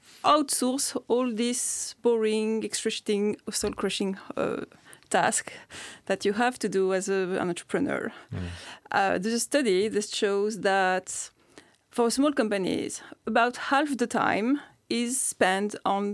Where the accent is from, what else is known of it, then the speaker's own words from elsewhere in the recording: France; now in Iceland; I am from France.